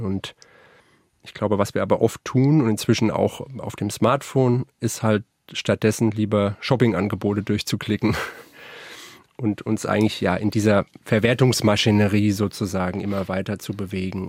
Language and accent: German; Frankfurt, Hesse, Germany; ich komme aus Frankfurt